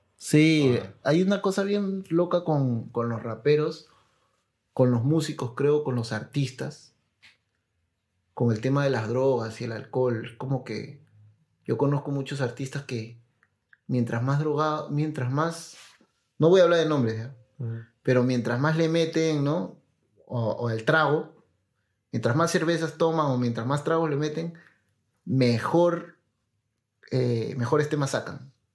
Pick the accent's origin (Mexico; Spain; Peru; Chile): Peru; also born or lived in La Molina, Lima; yo soy el de Perú